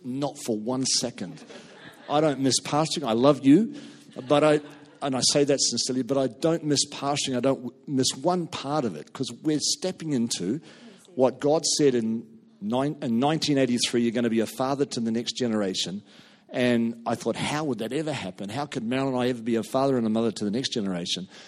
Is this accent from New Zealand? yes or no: yes; New Zealand; we came from two different cultures a New Zealander marrying a Scot